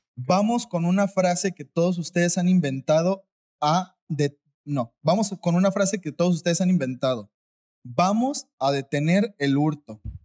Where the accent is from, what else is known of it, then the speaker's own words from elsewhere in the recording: Mexico; yo como mexicano